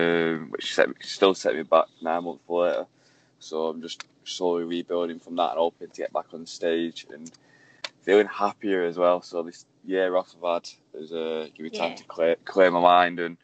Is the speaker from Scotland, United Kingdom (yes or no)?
no; Manchester, North West England, United Kingdom; I'm 24 from Manchester.